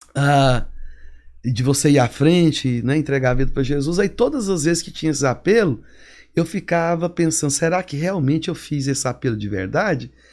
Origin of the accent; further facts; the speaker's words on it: Goiânia, Goiás, Brazil; moved away as an adult; also born or lived in California, United States; now in Atlanta, United States; sou goiano como é, a maioria da, dos brasileiros aqui em Atlanta são. Sou de Goiânia